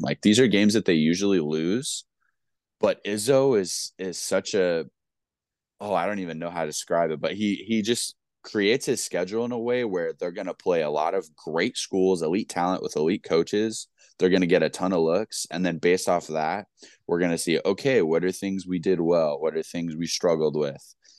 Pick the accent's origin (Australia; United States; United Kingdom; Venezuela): United States; Wisconsin; I'm a Big Ten guy, I'm from Wisconsin